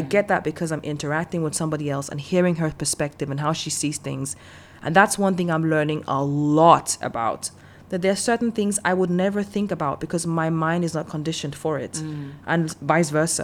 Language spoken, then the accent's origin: English; Denmark; also born or lived in Nigeria; I grew up in Denmark, and even though I'm not ethnically a Dane